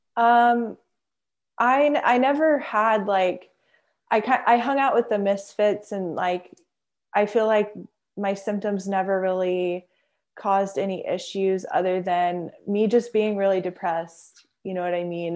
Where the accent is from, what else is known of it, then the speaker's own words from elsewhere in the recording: Houston, Texas, United States; also born or lived in Friendswood, Texas; I'm from Houston, Texas, and I was born south of Houston in Friendswood. And, um, yeah, I, I grew up in the suburbs